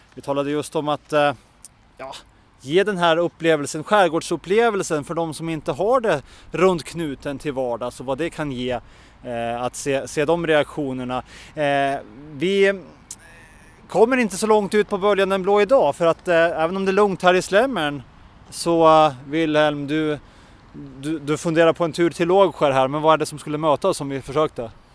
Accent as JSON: {"language": "Swedish", "country": "Åland Islands", "said": "här hemma på Åland"}